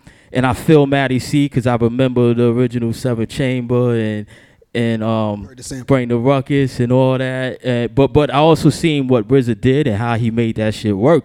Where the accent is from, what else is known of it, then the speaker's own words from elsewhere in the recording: New York City, New York, United States; I'm from Queens